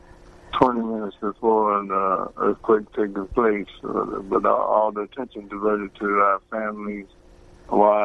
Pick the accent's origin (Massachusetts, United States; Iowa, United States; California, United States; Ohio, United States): Ohio, United States; Cincinnati; it was my hometown